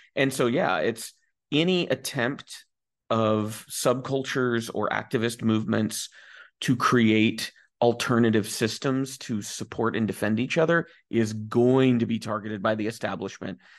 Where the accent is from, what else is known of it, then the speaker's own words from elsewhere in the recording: United States; I am a, you know, straight guy from the United States